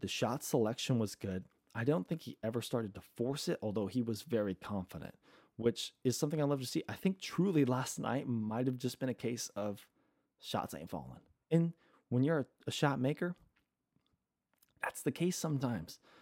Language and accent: English; San Antonio, Texas, United States; growing up in San Antonio